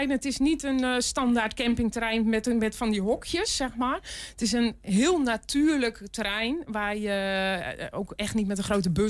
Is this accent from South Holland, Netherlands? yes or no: no; North Brabant, Netherlands; moved away; eigenlijk kom ik uit Brabant.